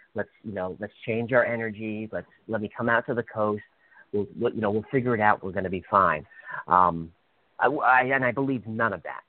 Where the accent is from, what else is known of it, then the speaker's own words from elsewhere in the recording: New York City, New York, United States; moved away; I'm from New York City.